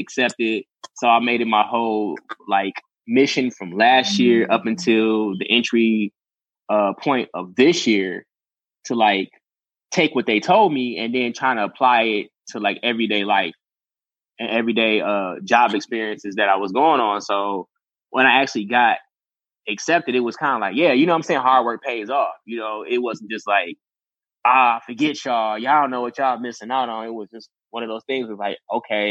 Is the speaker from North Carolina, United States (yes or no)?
no; Detroit, Michigan, United States; I'm still from Detroit. I'm still, you know, I'm still from Detroit